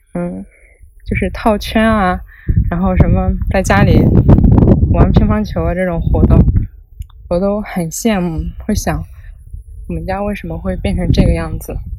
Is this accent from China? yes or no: yes; rural Shandong, China; moved away as an adult; 我是一个来自山东农村的女孩